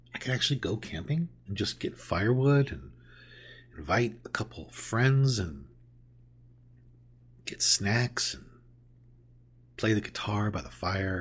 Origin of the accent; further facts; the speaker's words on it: Southern California, United States; I grew up in Southern California